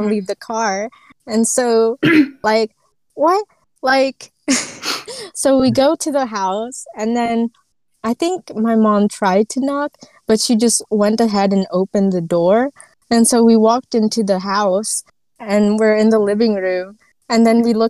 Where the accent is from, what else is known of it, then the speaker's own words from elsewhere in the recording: Philippines; we're Filipino